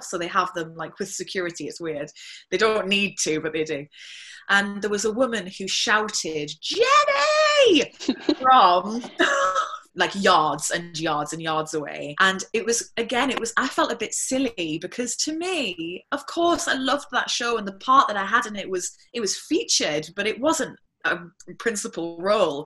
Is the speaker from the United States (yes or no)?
no; Whitley Bay, North East England, United Kingdom; I'm from Whitley Bay